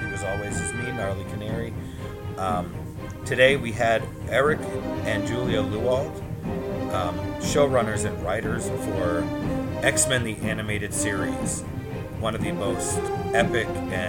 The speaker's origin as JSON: {"language": "English", "town": "Boston", "region": "Massachusetts", "country": "United States", "tie": "born or raised there", "said": "I grew up in Boston, so we got it on Fox 64 at 11 a.m. on Saturdays, and it was the be-all, end-all of my week."}